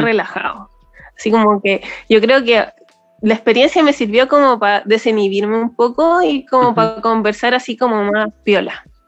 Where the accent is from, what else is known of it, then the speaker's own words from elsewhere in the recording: Valparaíso, Chile; soy de Valpo